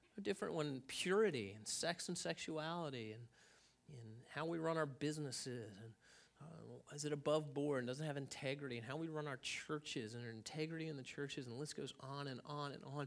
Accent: United States; as an American

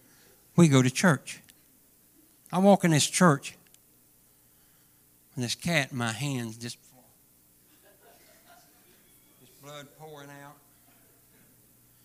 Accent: Chiefland, Florida, United States; I'm from Chiefland

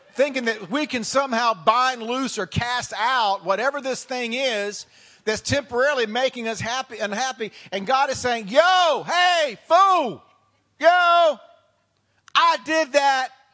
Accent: the South, United States; moved away; I come from the South

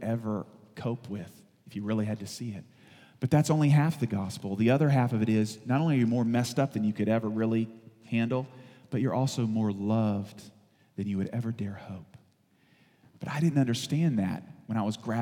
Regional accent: the South, United States; I'm from the South.

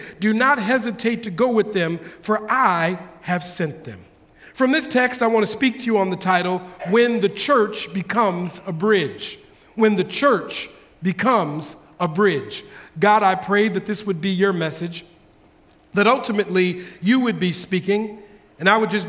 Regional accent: Minneapolis, Minnesota, United States; moved away as an adult; also born or lived in Bay Area, California; now in California, United States; we have lived in California now going on 9 years. But Denisha and I, we're originally from Minneapolis, Minnesota. This is where we are born and raised, in Minneapolis.

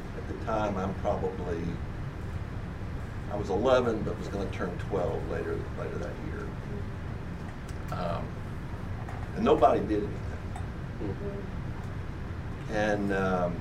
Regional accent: Jackson, Mississippi, United States; I grew up in the Deep South, in Jackson, Mississippi, in the late 50s and through the 60s

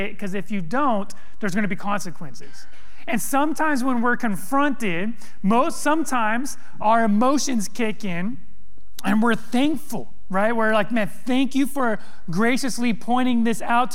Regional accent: California, United States; moved away as an adult; also born or lived in East Texas / East Tennessee; I grew up in California, went to college in East Texas

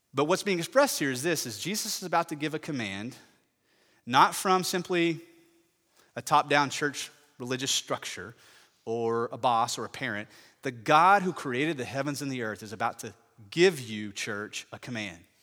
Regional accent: Parker County, Texas, United States; I grew up in Parker County

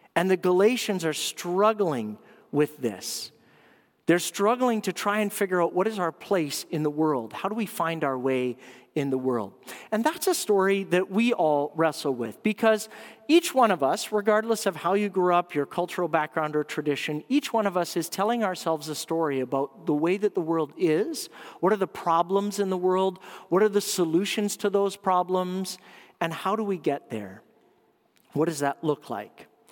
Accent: Canada

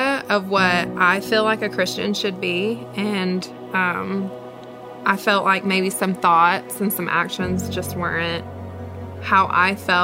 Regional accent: Alcoa, Tennessee, United States; also born or lived in Georgia; I'm from Alcoa, Tennessee.

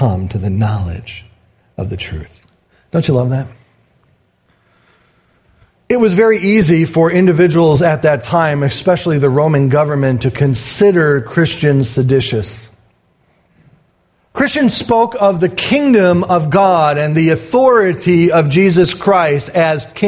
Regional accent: United States; as an American

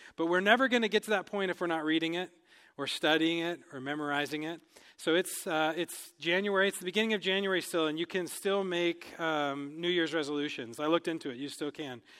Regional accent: United States; moved away as an adult; now in Cameroon; as, uh, Americans, as English speakers

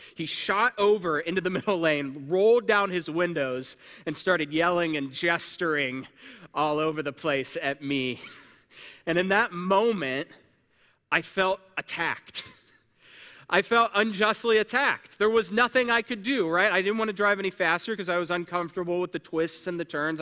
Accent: Ohio, United States; moved away as an adult; now in Indiana, United States; I was born in Ohio. I was raised, uh, there, and then I've been living in Indiana the past six years

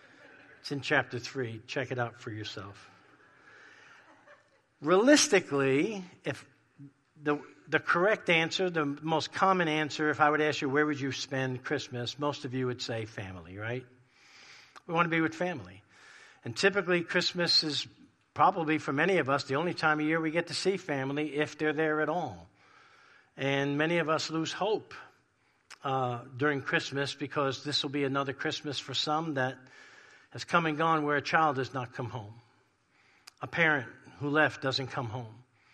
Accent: New York, United States; moved away; growing up in New York in a crazy, dysfunctional Italian family

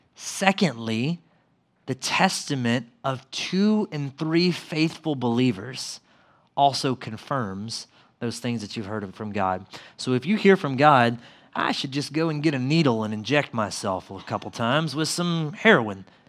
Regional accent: Mississippi, United States; where I grew up in Mississippi.

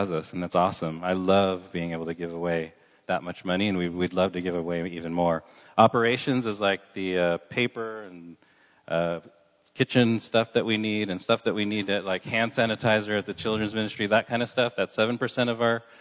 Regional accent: Southern California, United States; moved away as an adult; now in San Luis Obispo, United States; I grew up in Southern California

